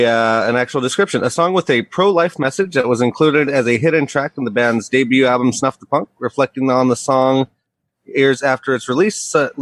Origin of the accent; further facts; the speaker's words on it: Chula Vista, California, United States; I'm from San Diego. They're from San Diego. We're both from Chula Vista.